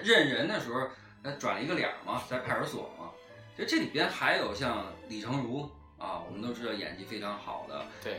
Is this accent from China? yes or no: yes; Beijing, China; 我们北京人